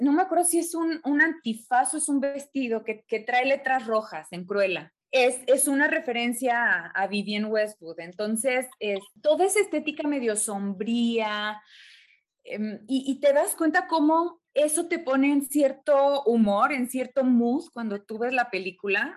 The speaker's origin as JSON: {"language": "Spanish", "country": "Mexico", "said": "en México les llamamos ficheras"}